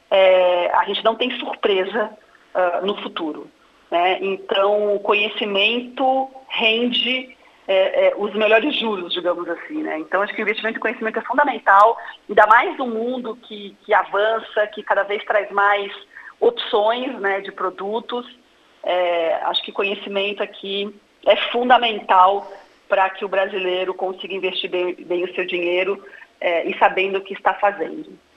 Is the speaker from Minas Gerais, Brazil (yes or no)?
no; Santa Catarina, Brazil; Não sou gaúcha, sou catarinense. casada